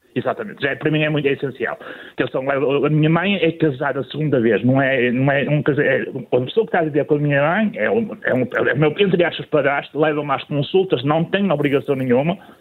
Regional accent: Matosinhos, Porto District, Portugal; eu sou da cidade de Matosinhos

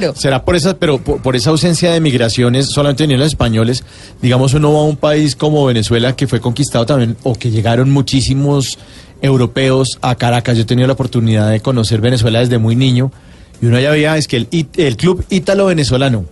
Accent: Colombia; los colombianos somos

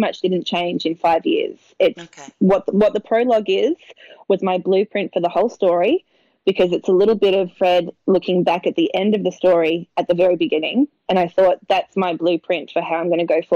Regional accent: Mornington Peninsula, Victoria, Australia; I grew up in the Mornington Peninsula. It's where I still live.

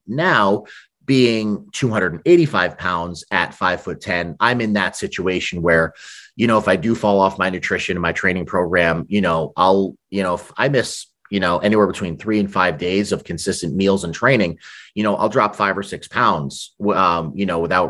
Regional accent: New York City, New York, United States; also born or lived in Brooklyn; now in Massachusetts, United States; Growing up in New York

